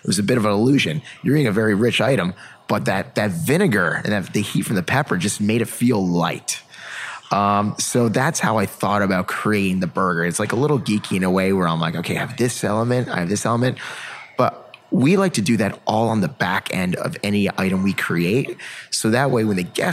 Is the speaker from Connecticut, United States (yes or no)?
yes; Connecticut, United States; where I grew up in Connecticut